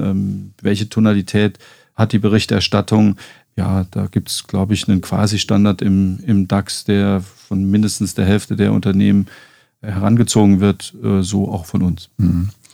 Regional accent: Saarland, Germany; moved away; ich bin im Saarland aufgewachsen

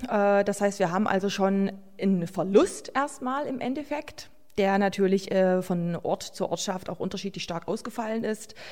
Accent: Höhnstedt, Saxony-Anhalt, Germany; Höhnstedt ist ja mein Heimatort

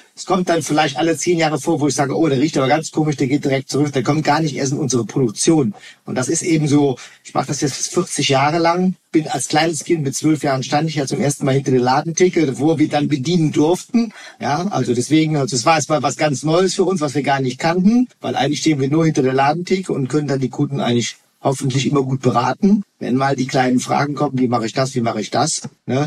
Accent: Rhineland, Germany; bei uns im Rheinland

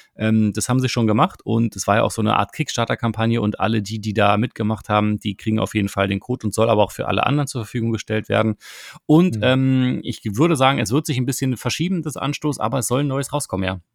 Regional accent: Berlin, Germany; als Berliner

